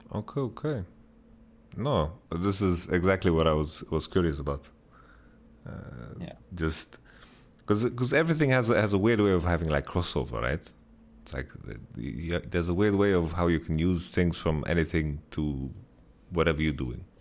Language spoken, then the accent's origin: English; Sweden; I'm from Sweden